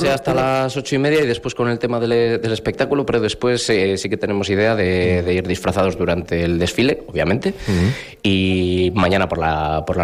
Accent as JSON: {"language": "Spanish", "town": "Saldaña", "region": "Castile and León", "country": "Spain", "tie": "born or raised there", "moved": "as an adult", "lives_now": "Aguilar de Campoo, Spain", "said": "yo soy natural de Saldaña."}